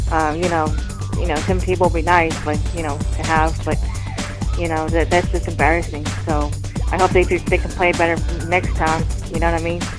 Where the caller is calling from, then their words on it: Raleigh, North Carolina, United States; in Raleigh, North Carolina.